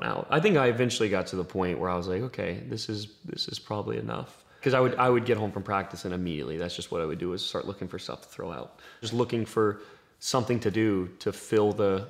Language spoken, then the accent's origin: English; Green Cove Springs, Florida, United States; I say I'm from Green Cove